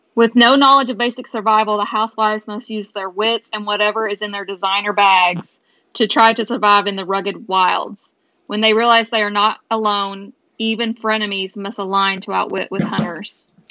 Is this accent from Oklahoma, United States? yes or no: no; Owensboro, Kentucky, United States; born or raised there